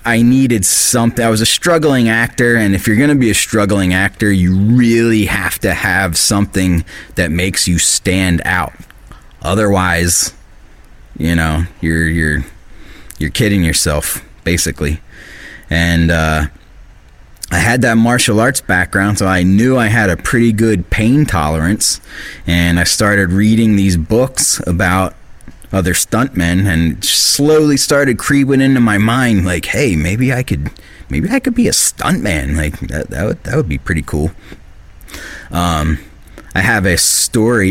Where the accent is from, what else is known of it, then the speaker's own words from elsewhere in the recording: Bucks County, Pennsylvania, United States; I grew up in Bucks County, Pennsylvania, where I live now, but in a different part.